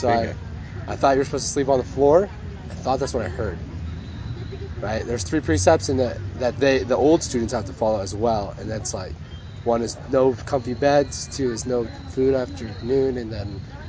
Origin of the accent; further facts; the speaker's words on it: Nepal; born there; I was born in Nepal.